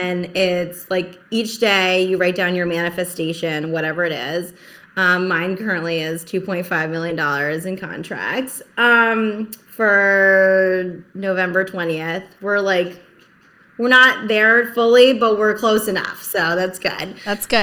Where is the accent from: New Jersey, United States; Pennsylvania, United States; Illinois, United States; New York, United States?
New Jersey, United States; also born or lived in Philadelphia; now in Rhode Island, United States; so I live in Rhode Island right now, but I'm originally from Jersey, Jersey girl forever.